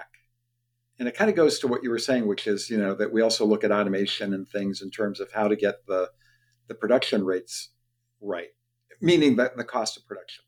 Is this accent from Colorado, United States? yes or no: no; Youngstown, Ohio, United States; I grew up in Youngstown, Ohio, where the steel mill, you know, employed 4,000 people per shift, or GM Lordstown, you know, employed 35,000 people when I was a kid.